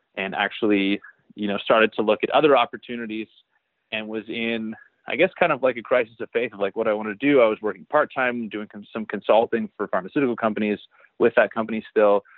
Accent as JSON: {"language": "English", "town": "Barrie", "region": "Ontario", "country": "Canada", "tie": "born or raised there", "said": "I actually grew up in Barrie, Ontario, Canada"}